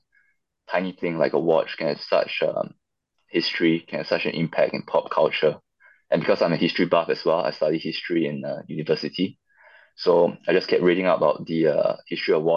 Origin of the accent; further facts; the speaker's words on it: Singapore; So I come from Singapore